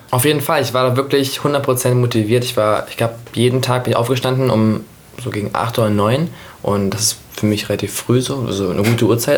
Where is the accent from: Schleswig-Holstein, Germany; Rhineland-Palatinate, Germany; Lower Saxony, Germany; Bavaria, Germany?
Lower Saxony, Germany; Hanover; Hannover geboren und dann auf dem Land aufgewachsen, also dann neben Hannover aufgewachsen